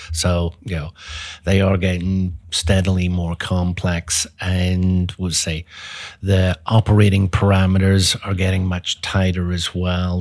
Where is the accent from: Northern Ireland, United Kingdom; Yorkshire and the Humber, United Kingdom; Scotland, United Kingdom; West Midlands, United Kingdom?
Northern Ireland, United Kingdom; Belfast; moved away as an adult; also born or lived in England; now in Dallas, United States; I was, uh, born and grew up over in Europe, so, uh, Northern Ireland, uh, Belfast, so grew up there